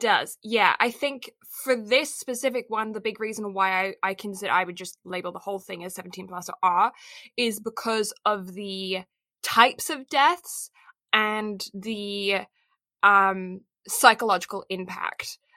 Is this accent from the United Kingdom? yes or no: yes; Kent, South East England, United Kingdom; I am a maid of Kent.